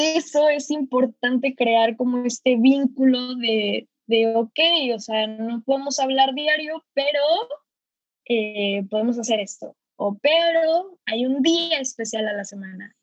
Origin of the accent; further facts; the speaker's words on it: Cuernavaca, Morelos, Mexico; now in San Francisco, United States; los dos somos de Cuernavaca, eh, ahorita pues los dos estamos viviendo en San Francisco